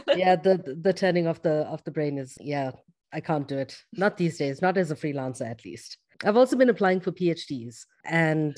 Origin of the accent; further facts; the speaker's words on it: South Africa; growing up in South Africa